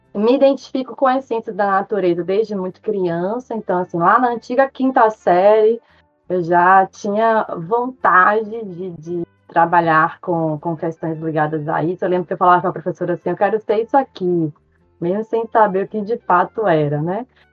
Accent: Salvador, Bahia, Brazil; accent: Bahian; moved away as an adult; also born or lived in Maceió, Alagoas; now in Pontal do Araguaia, Brazil; Sou nascida em Maceió, é, mas me considero baiana por ter é, constituído minha identidade na cidade de Salvador. Sou baiana de coração, de sotaque, de identidade, de tudo

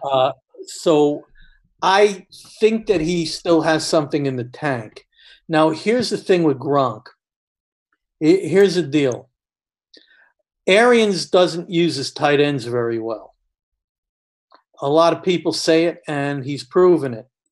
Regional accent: New York, United States; when I was younger, uh, living, growing up in New York

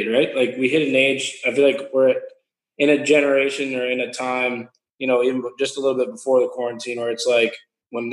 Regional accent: Northeast, United States; we're both from the Northeast.

